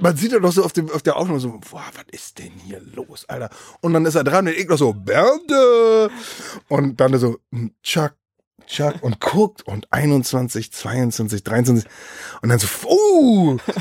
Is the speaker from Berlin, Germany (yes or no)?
yes; Berlin, Germany; Ich bin in, Be in Berlin Mitte groß geworden